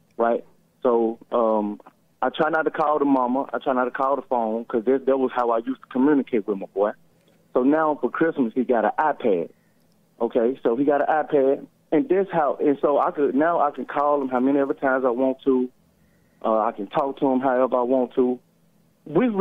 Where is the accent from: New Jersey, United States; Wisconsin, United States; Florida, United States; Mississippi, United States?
Mississippi, United States; I'm a respectful young man, but I'm from Mississippi